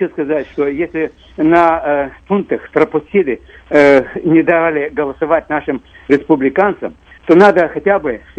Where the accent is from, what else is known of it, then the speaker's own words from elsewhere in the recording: Odesa, Odesa Oblast, Ukraine; я тоже одессит.